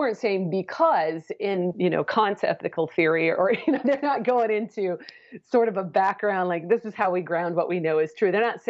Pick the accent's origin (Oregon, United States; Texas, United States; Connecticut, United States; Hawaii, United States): Oregon, United States; Portland; now in Houston, United States; I grew up in the Portland, Oregon area.